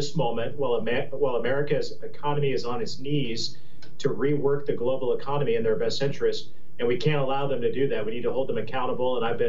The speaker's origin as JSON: {"language": "English", "region": "Indiana", "country": "United States", "said": "I come from Northeast Indiana, a very blue-collar, working-class district."}